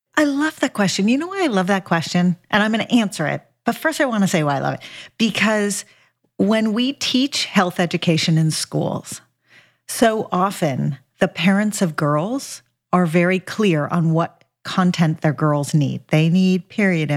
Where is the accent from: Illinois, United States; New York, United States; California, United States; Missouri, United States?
California, United States; Los Angeles; I grew up in Los Angeles